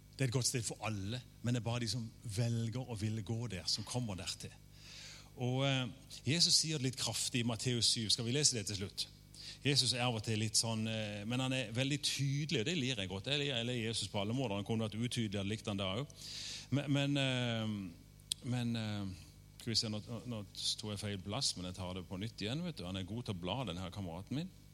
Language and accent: Norwegian; Norway; jeg har, norsk pass